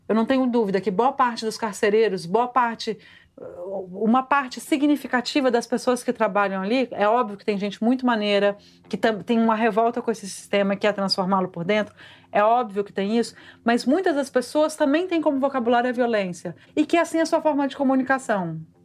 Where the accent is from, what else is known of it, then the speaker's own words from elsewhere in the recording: Vitória, Espírito Santo, Brazil; moved away as an adult; also born or lived in São Paulo; eu cresci no Espírito Santo, eu cresci em Vitória